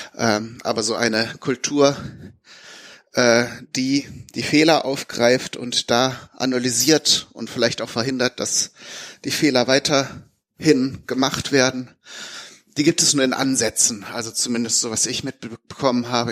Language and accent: German; Bünde, North Rhine-Westphalia, Germany; in meiner Heimatstadt in Bünde